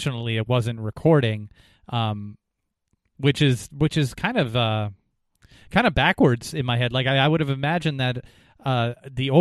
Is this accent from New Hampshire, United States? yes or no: yes; New Hampshire, United States; the town that I grew up in New Hampshire